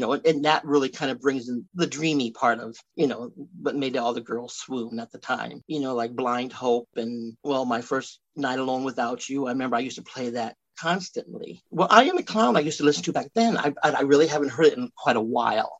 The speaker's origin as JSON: {"language": "English", "region": "Iowa", "country": "United States", "tie": "born or raised there", "also_born_or_lived": "Miami, Florida", "said": "I was born in Miami, Miami, Florida, and we lived in Hialeah, which is like a suburb of Miami, till I was probably seven. You know, maybe the year I turned eight. You know, that's when they separated. But then once they separated, they decided my mom would move back here to Iowa"}